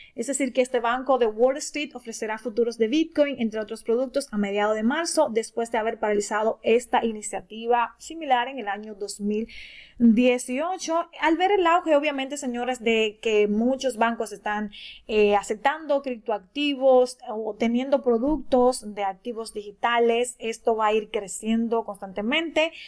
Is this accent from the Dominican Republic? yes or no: yes; Dominican Republic; de República Dominicana